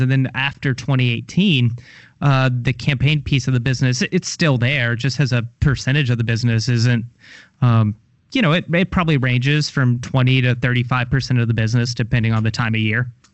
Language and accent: English; Louisville, Kentucky, United States; now in Tallahassee, United States; I'm from Kentucky, from Louisville. I saw the end of the manufacturing era